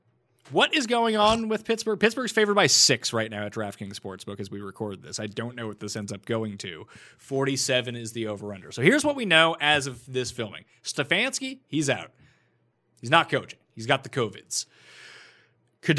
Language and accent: English; Canada; As a Canadian, I don't care.